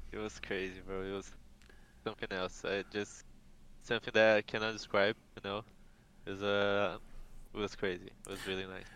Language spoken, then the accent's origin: English; Brazil